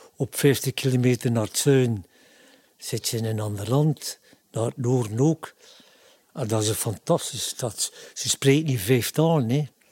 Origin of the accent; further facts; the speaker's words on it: Ostend, Flanders, Belgium; Ik ben een Oostendenaar